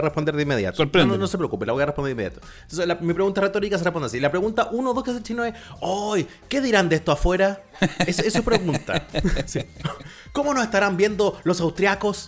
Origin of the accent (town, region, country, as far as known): Chile